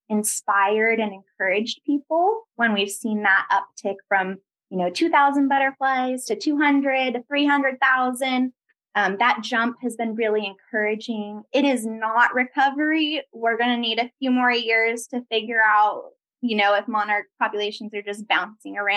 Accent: Sonoma County, California, United States; growing up in Sonoma County

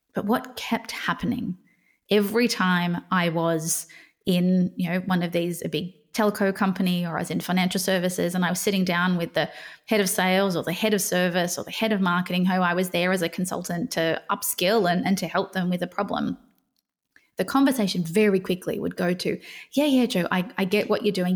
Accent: Australia; I grew up in Australia

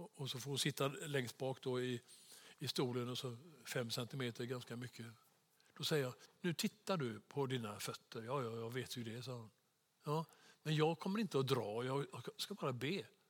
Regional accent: Sweden; som svensk

